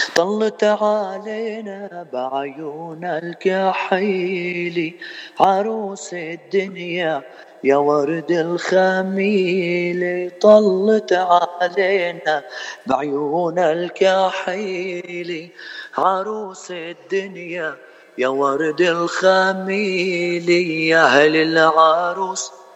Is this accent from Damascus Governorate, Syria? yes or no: no; Rableh, Homs Governorate, Syria; moved away as an adult; now in Victorville, United States; من سوريا آه، من منطقه اسمها ربلي بحمص